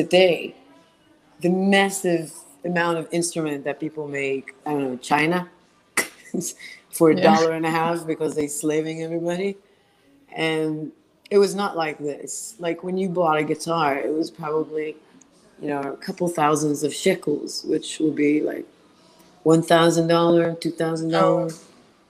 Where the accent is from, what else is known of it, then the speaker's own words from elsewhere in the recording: Israel; English is a second language; now in United States; growing up in Israel